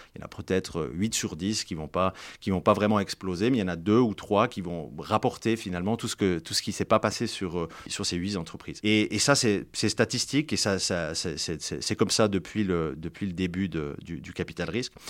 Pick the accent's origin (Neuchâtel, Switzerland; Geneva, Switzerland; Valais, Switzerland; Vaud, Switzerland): Valais, Switzerland; Martigny; also born or lived in Fribourg; Je viens de Martigny-en-Valais.